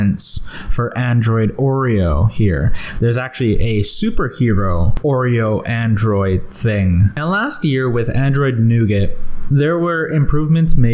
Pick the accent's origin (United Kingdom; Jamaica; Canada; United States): Canada; I'm Canadian